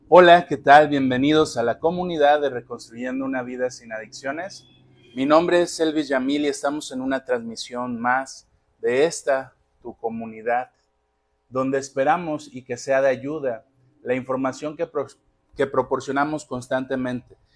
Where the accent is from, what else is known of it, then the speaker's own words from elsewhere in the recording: Magdalena, Jalisco, Mexico; now in Colima, Mexico; Magdalena, Jalisco, de donde yo soy